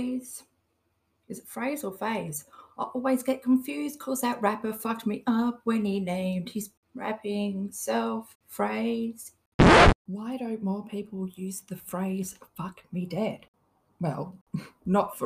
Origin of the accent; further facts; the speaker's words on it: Australia; I'm from Australia. I don't even say Australia properly